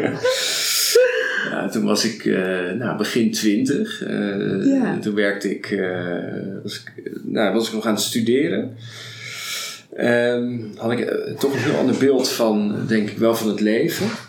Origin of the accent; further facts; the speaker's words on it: Rotterdam, South Holland, Netherlands; ik ben uh, geboren getogen in Rotterdam